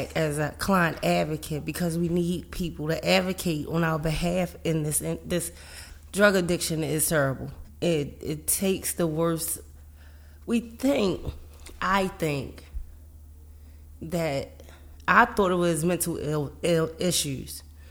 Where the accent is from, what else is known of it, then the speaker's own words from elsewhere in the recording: Baltimore, Maryland, United States; I grew up in Baltimore City